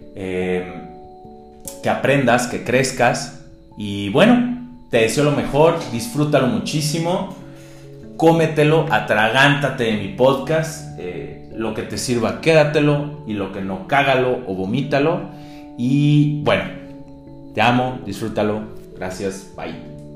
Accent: Mexico; me incluyo, soy mexicano

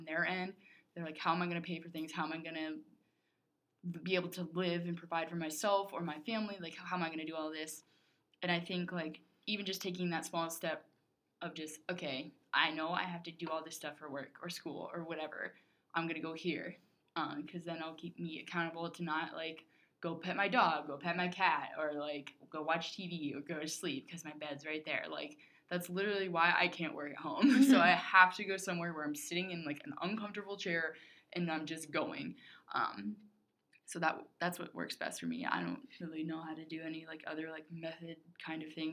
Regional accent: United States; as an American

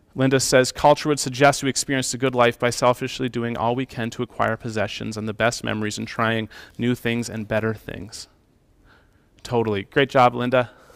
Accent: Calgary, Alberta, Canada; growing up in Calgary in the city

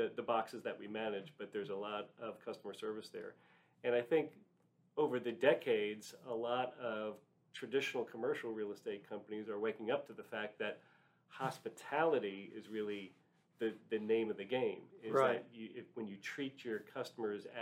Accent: New York, United States; moved away as an adult; also born or lived in Gettysburg, Pennsylvania; now in Dallas, United States; I grew up in New York, and instead of actually working in Manhattan like my father and his father and all generations before, I moved to Dallas

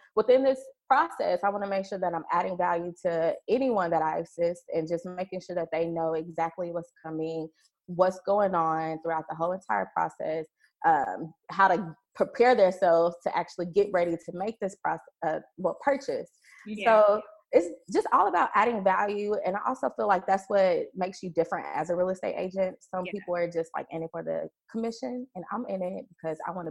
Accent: Lufkin, Texas, United States; now in Dallas, United States; From Lufkin, Texas

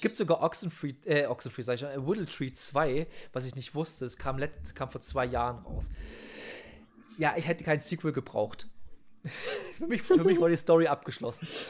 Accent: Saxony, Germany; bei uns in Sachsen

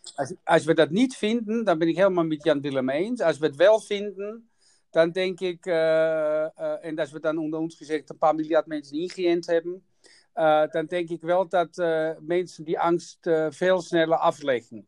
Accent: Austria; Dutch is a second language; moved away; ik kom uit Oostenrijk

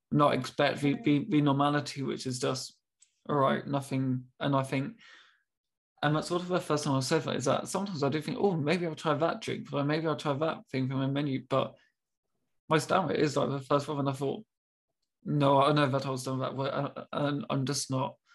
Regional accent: United Kingdom; being very British, I'm, I'm so sorry, I'm really confused.

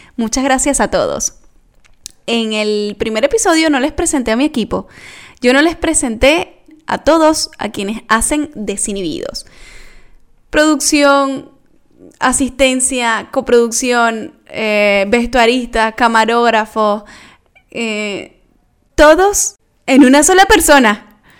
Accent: Venezuela; now in Argentina; todo lo que hemos vivido los venezolanos

